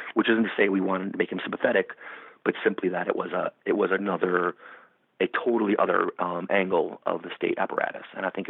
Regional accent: New York, United States; I grew up in New York in the 80s under Rudy Giuliani and Bernard Goetz and Amadou Diallo and Abner Lima.

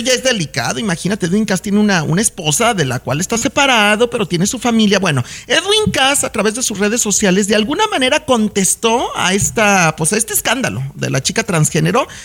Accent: Mexico; now in Los Angeles, United States; los que somos mexicanos

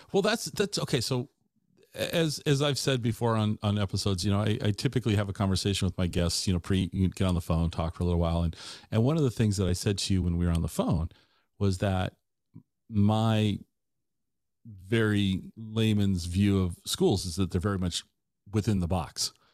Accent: Tacoma, Washington, United States; moved away as an adult; also born or lived in Ellensburg; I grew up in Tacoma.

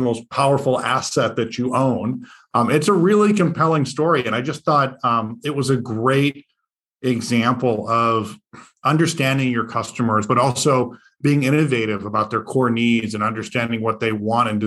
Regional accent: Detroit, Michigan, United States; I'm a kid from Detroit

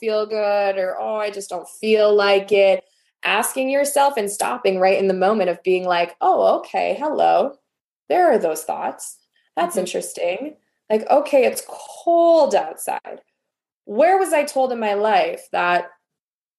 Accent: Wisconsin, United States; I'm from Wisconsin, so we eat a lot of cheese and that's a dairy state.

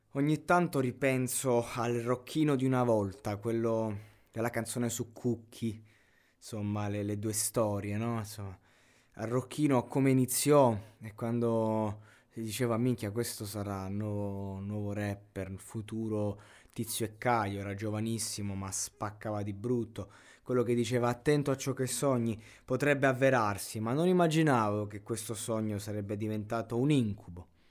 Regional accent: Roseto degli Abruzzi, Abruzzo, Italy; vengo da Roseto degli Abruzzi che praticamente è una piccola città

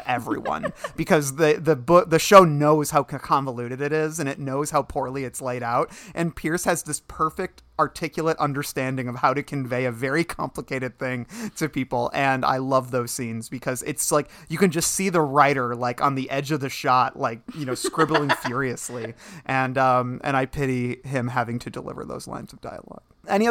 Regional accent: Ireland; I'm Irish. You don't know what happens to us when we get wet.

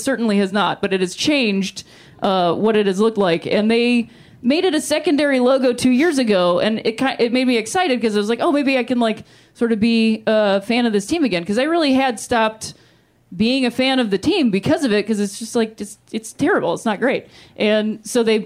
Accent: Akron, Ohio, United States; moved away; I'll go to my hometown

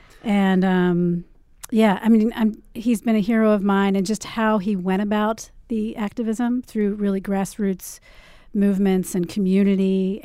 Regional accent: Maryland, United States; now in New York City, United States; I grew up in Maryland and spent a lot of time on the Potomac River.

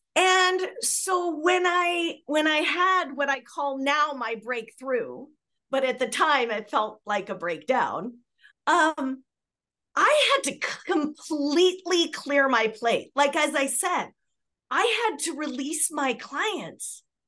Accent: Southern California, United States; I had had a history back when I was a little girl, you know, with growing up in Southern California

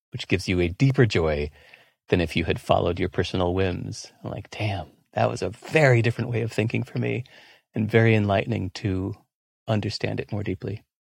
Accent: California, United States; moved away as an adult; also born or lived in Singapore; I grew up not just in America, but in California.

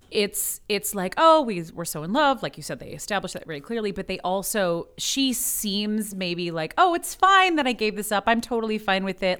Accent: Midwest, United States; I'm from the Midwest

